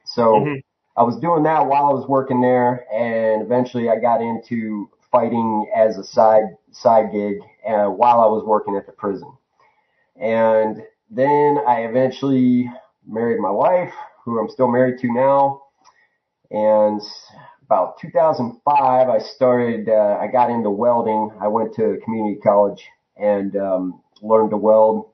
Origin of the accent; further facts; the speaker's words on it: Northeast Ohio, United States; moved away as an adult; also born or lived in Tucson, Arizona; now in Arizona, United States; I grew up in Northeast Ohio